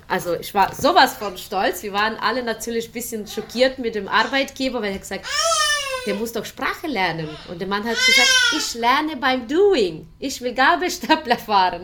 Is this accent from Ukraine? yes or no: yes; Ukraine; German is a second language; moved away as an adult; also born or lived in Germany; now in Mainz, Germany; Ich komme ursprünglich aus der Ukraine. Meine ganze Familie ist in der Ukraine. Ich habe in der Ukraine mein Studium, meine Schule besucht